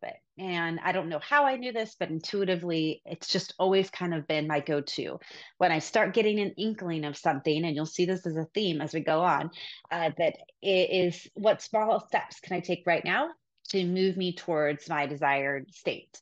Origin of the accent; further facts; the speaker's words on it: Sacramento, California, United States; The first hospital I worked at was the hospital I was born at in Sacramento